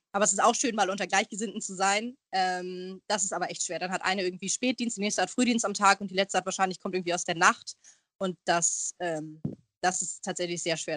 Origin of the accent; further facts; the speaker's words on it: Hamburg, Germany; ich bin Hamburgerin, ich wohne sehr, sehr gerne in Hamburg